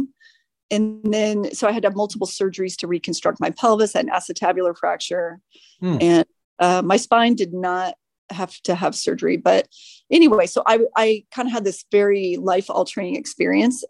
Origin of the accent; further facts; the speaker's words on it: Decatur, Illinois, United States; now in San Francisco, United States; I grew up in central Illinois, small town called Decatur, Illinois.